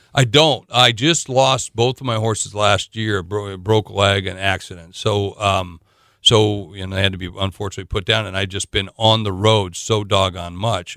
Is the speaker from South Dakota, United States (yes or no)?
yes; South Dakota, United States; I'm from South Dakota.